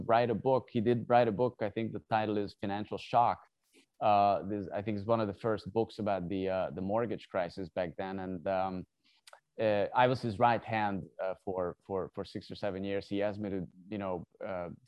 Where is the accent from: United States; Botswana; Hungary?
Hungary; moved away as an adult; also born or lived in South Korea; I'm originally from Hungary. So I started my education there.